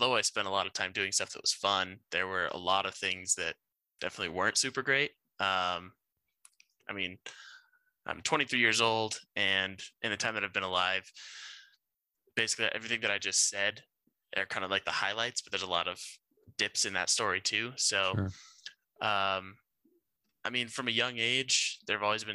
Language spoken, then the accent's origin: English; Grand Junction, Colorado, United States; also born or lived in Glenwood Springs, Colorado / Gilbert, Arizona; I was born in Grand Junction, Colorado, born and raised. I lived there for, I'd say, 17 years